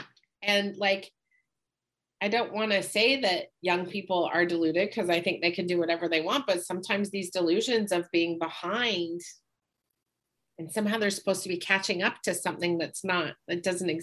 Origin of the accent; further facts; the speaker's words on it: Park City, Utah, United States; moved away; also born or lived in Salt Lake City, Utah; I grew up in Park City, Utah before Sundance became a thing